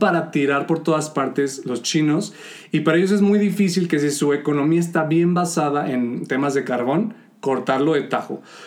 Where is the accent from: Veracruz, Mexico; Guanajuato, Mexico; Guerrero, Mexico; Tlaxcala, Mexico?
Guanajuato, Mexico; León; nosotros somos de León, Guanajuato